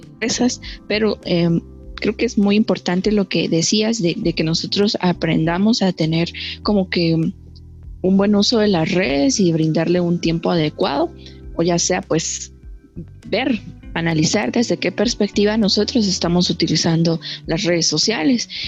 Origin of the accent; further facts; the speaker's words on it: Guatemala; como guatemaltecos